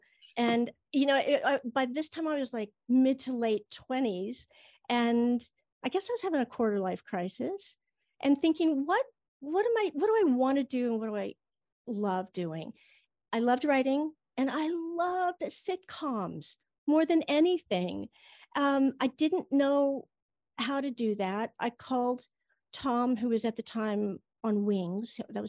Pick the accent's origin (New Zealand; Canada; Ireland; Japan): Japan; born there; also born or lived in England; Yeah, I was born in Japan, and I lived in England.